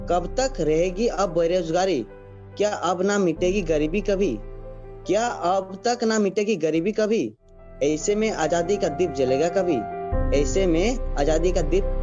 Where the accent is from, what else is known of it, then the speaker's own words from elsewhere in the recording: Jharkhand, India; और मैं झारखंड राज्य का हूँ और मेरा जिला सरेकला खरसुआ है